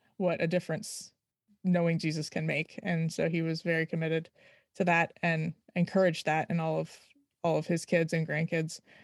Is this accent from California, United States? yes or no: no; Virginia, United States; also born or lived in Florida / Maryland; I grew up in Virginia